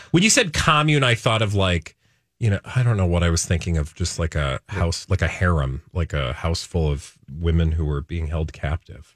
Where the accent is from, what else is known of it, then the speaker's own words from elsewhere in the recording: Minnesota, United States; as a Minnesotan